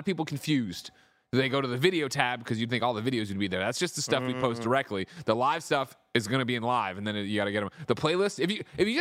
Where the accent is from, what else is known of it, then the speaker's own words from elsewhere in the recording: Midwest, United States; I grew up in the Midwest.